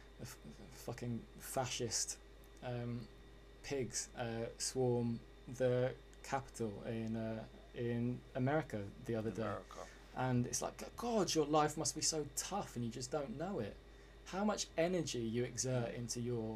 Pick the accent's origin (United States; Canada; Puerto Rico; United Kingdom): United Kingdom; England; as everyone could probably hear, I'm English